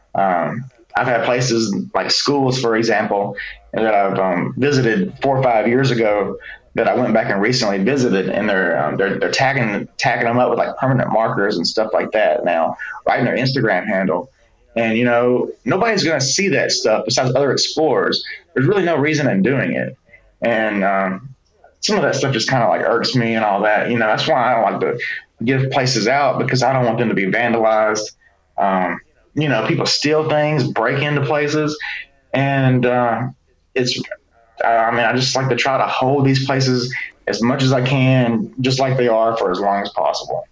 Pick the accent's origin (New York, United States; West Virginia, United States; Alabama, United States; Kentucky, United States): Alabama, United States; Birmingham; growing up in Birmingham